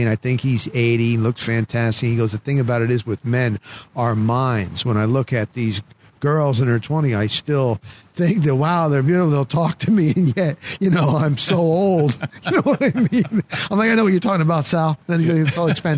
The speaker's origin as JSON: {"language": "English", "region": "New Jersey", "country": "United States", "tie": "born or raised there", "moved": "yes", "lives_now": "Tampa, United States", "said": "when I was growing up in Jersey"}